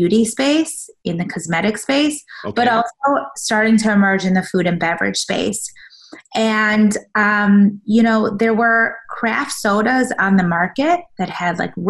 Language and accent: English; Chicago, Illinois, United States; also born or lived in South Africa; I was born in South Africa, but raised in Chicago